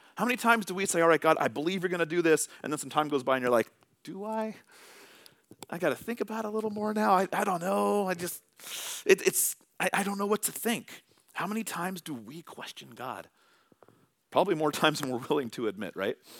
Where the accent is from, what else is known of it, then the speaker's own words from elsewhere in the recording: Vallejo, California, United States; now in Tacoma, United States; Vallejo, California, all right? This is where my family, this is where we were raised. This is where we went to school. That is my hometown.